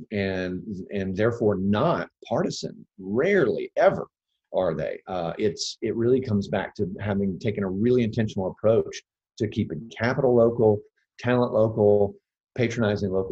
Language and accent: English; Chattanooga, Tennessee, United States; also born or lived in New York; I was born in Chattanooga. I lived here all my life until I went to college